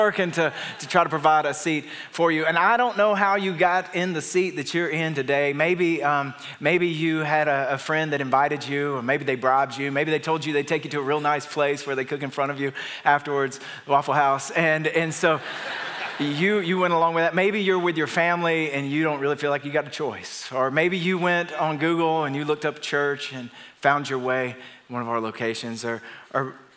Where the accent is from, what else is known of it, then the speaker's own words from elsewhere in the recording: Atlanta, Georgia, United States; now in Nashville, United States; we live in Nashville, but we're from Atlanta